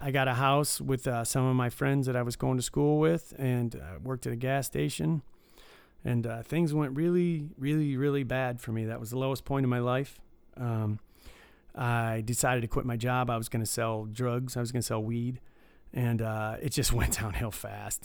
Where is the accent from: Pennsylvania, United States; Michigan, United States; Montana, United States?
Michigan, United States; Detroit; I grew up, uh, in suburbs of Detroit.